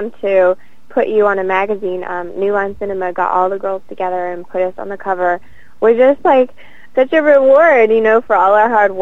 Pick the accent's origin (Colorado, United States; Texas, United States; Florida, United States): Texas, United States; now in California, United States; I grew up in Texas, so I was Miss Austin, USA